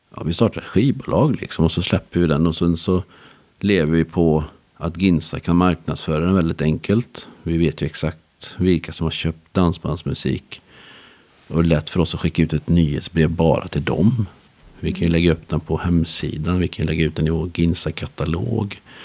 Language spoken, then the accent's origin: Swedish; Skara, Västra Götaland, Sweden; jag är uppvuxen i Skara